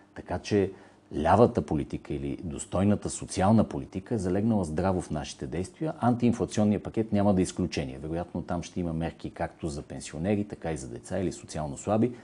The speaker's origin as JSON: {"language": "Bulgarian", "country": "Bulgaria", "said": "безкрайната си гордост като българин"}